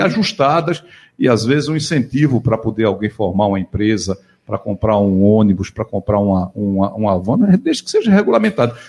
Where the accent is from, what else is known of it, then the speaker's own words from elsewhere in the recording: Igarassu, Pernambuco, Brazil; also born or lived in Goiana / Taquaritinga do Norte; Nasci em Goiânia, fui batizado em Taquitinga e criado em Igaraçu